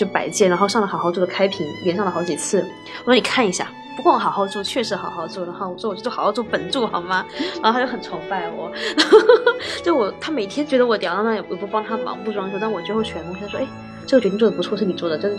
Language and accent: Chinese; China; 我们中国人社交，其实你要什么，我都饭桌上聊嘛。